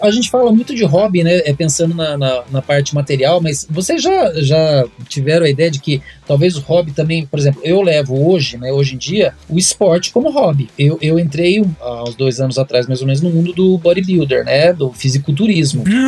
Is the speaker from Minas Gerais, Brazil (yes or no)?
no; Mogi das Cruzes, São Paulo, Brazil; eu tive uma choperia na minha cidade natal, em Monte das Cruzes.